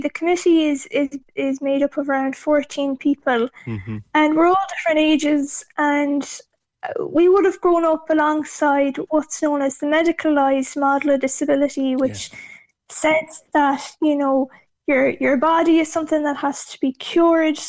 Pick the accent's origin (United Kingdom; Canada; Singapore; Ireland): Ireland; Achill Island, Connacht; I'm from Achill Island in Mayo myself, and growing up as the only disabled child in the village